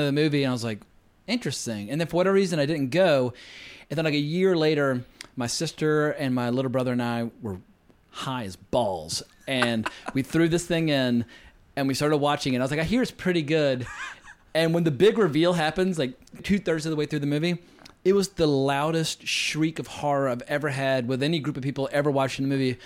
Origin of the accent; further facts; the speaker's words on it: near the Appalachian Mountains, United States; I grew up near the Appalachian Mountains